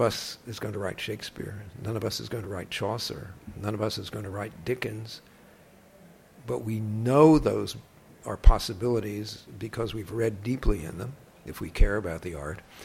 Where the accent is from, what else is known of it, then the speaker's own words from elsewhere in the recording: Perth Amboy, New Jersey, United States; the beach at Perth Amboy, which is my hometown, Perth Amboy, New Jersey